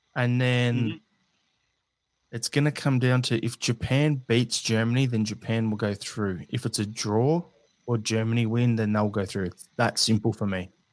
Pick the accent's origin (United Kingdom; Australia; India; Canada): Australia; As an Australian